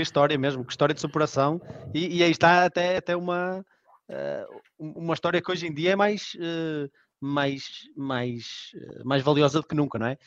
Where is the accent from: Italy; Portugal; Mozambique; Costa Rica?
Portugal; Norte; accent: nortenho; com este sotaque nortenho